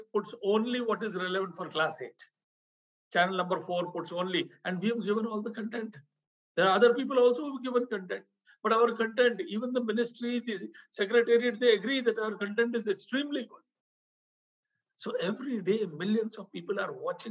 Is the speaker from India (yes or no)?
yes; India; it's my home country